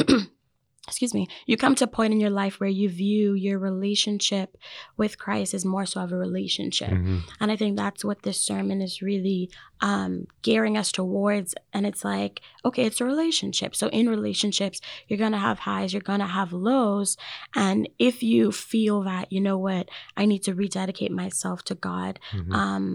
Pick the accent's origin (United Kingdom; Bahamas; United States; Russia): Bahamas; moved away; I'm from the Bahamas, but in my culture, baptism is very important